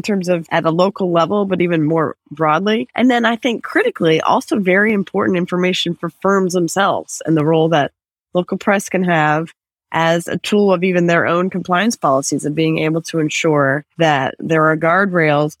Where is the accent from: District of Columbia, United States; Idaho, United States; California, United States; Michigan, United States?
District of Columbia, United States; Washington; my hometown, just Washington, D.C.